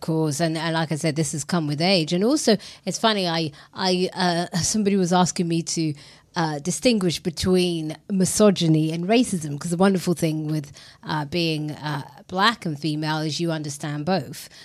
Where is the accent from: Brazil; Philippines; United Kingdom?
United Kingdom; London; I was raised in a very multicultural area. I grew up in East London.